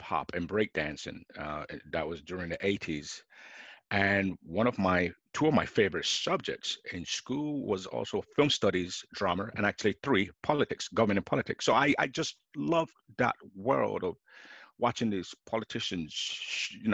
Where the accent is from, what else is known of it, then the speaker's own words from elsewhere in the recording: London, United Kingdom; I was born in London